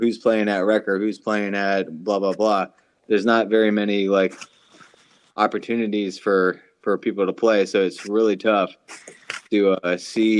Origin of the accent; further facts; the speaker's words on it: Maryland, United States; we're from Maryland